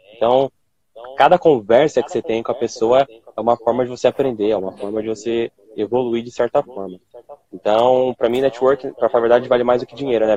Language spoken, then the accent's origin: Portuguese; São Paulo, Brazil; sou aqui de São Paulo, tenho dezenove anos